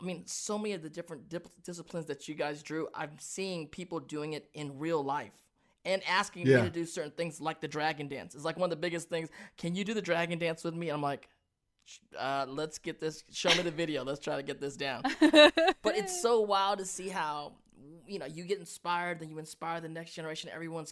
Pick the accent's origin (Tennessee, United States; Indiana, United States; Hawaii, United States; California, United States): California, United States; Hollywood; I grew up in Hollywood, you were in Hollywood.